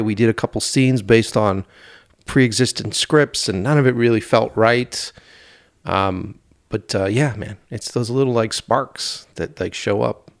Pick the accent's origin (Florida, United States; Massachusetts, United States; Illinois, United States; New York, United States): Massachusetts, United States; Boston; it was my hometown